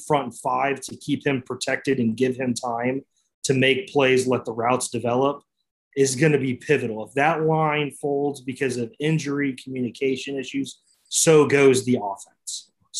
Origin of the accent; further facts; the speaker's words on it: Midwest, United States; We're from the Midwest.